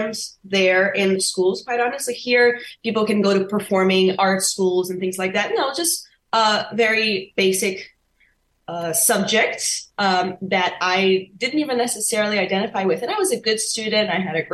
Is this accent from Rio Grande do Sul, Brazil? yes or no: no; Rio de Janeiro, Brazil; now in Los Angeles, United States; I was born and raised in Rio de Janeiro.